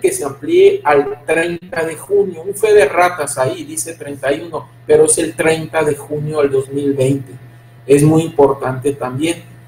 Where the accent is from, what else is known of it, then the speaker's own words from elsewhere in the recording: Mexico; como mexicanos